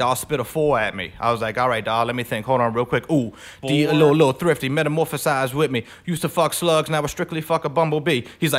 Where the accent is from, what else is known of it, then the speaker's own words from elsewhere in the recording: Mandeville, Louisiana, United States; The North Shore, dawg. I say, dawg, Mandeville, rough area, dawg.